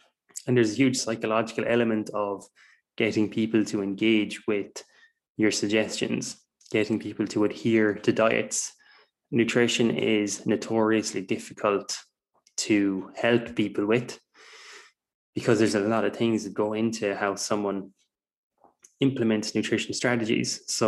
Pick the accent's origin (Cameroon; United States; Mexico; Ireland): Ireland; I'm from Ireland, if you can't tell by my accent. It's a pretty neutral accent, to be fair.